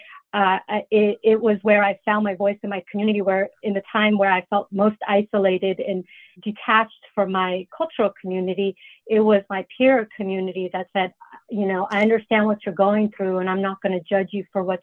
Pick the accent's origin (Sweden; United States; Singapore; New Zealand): United States; Fremont, California; I grew up in Fremont